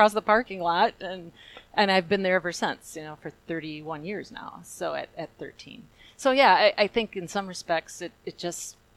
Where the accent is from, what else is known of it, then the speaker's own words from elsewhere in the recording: Tilden, Wisconsin, United States; I've been in this area my entire life. I grew up in Tilden, as Jerry said, and that's a small little hamlet north of Chippewa Falls